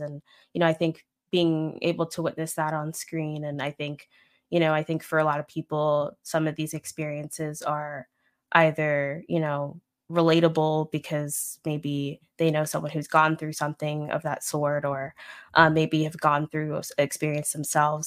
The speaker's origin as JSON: {"language": "English", "region": "Florida", "country": "United States", "also_born_or_lived": "Midwest", "moved": "yes", "said": "I'm from Florida, so that's, like, fake South, I guess, but it does has Southern elements, but I've also lived in the Midwest"}